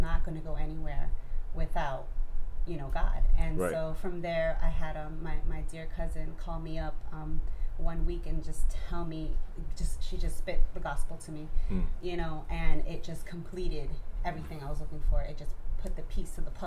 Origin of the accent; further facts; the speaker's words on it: Florida, United States; also born or lived in New Hampshire; I was born in New Hampshire. 2 years later, I moved to Florida